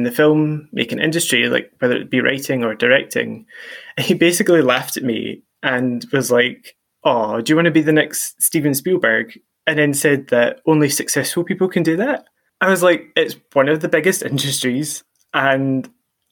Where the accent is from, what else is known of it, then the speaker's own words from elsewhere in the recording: Ayr, Scotland, United Kingdom; moved away; I grew up in Ayr